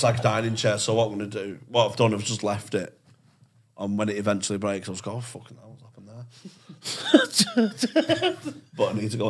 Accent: Manchester, North West England, United Kingdom; East Manchester. Suicide's Gorton, so I'm in Abbey A. I'm on Abbey A Lane, which is like the Gaza Strip between Gorton and Openshaw.

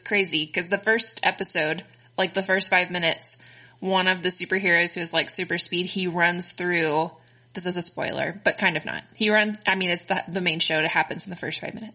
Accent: Texas, United States; accent: Texan; also born or lived in Connecticut

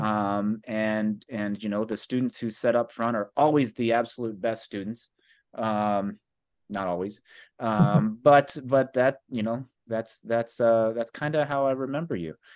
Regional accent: Carbondale, Illinois, United States; I grew up here in Carbondale

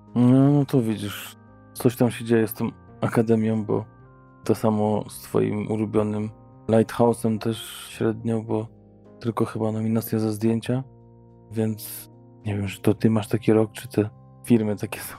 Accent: Poland; u nas w Polsce

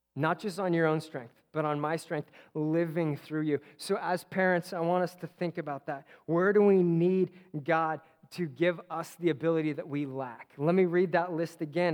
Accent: Simi Valley, California, United States; there's an exit in Simi where I grew up

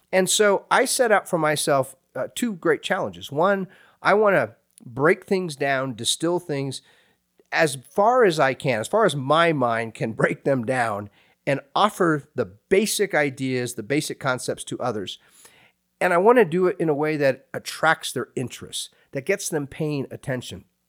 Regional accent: Hays, Kansas, United States; moved away; I went to a small state university there in my hometown, Fort Hays State University

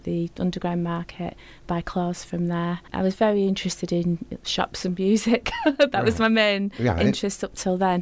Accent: Oldham, North West England, United Kingdom; also born or lived in Manchester; I was born in Oldham, at the Oldham Hospital

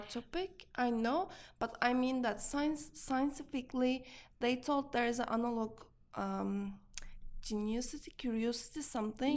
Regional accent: Turkey; moved away as an adult; now in New York, United States; I came from Turkey. I studied. I was born in Turkey. I studied in Turkey. I I I worked like for five years in Turkey. Then uh, I came to New York.

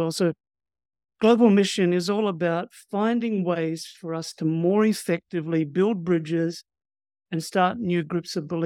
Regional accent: Fiji; born there; also born or lived in New Zealand / Australia; Well, my background is I was born in Fiji to missionary parents from Australia and then lived in New Zealand and in Australia.

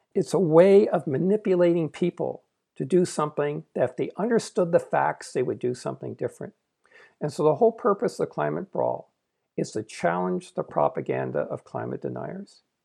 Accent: Canada; I'm Canadian, I'm not American

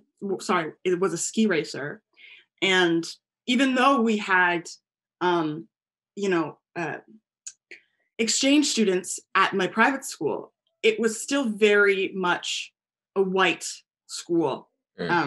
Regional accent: United States; I'm American and Guyanese

